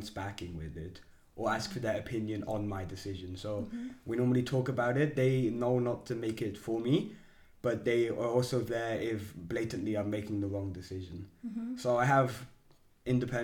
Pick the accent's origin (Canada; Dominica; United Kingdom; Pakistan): United Kingdom; England; moved away; also born or lived in Australia; I'm from England predominantly, but I spent 5 years in Australia.